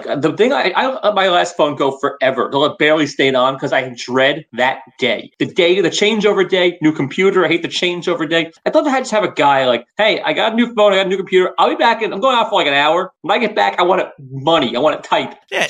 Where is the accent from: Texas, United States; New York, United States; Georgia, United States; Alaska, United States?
New York, United States; I'm from New York and I really don't leave the Northeast.